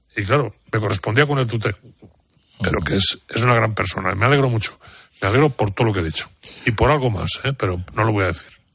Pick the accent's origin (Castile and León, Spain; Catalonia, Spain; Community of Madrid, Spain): Castile and León, Spain; mountains of León; durante toda mi infancia he vivido en pueblos en la montaña de León